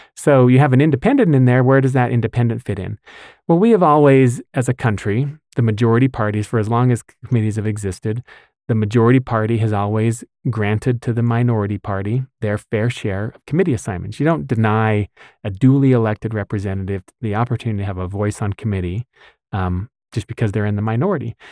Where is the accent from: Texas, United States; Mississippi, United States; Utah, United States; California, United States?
Utah, United States; West Bountiful; I actually grew up in West Bountiful